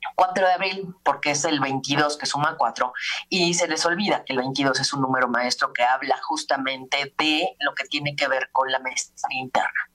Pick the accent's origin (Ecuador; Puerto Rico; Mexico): Mexico